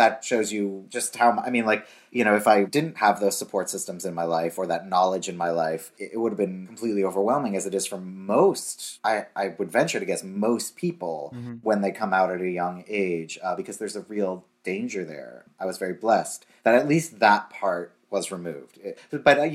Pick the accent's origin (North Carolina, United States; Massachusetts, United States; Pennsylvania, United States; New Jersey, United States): Massachusetts, United States; Boston; I grew up in Boston